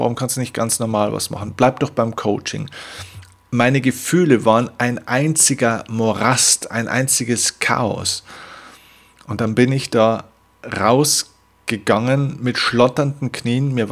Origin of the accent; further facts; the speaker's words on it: Vilsbiburg, Bavaria, Germany; habe dann in meiner Heimatstadt Vilsbiburg, eine kleine 10.000, damals 10.000 Einwohner, äh, Gemeinde den größten Kinosaal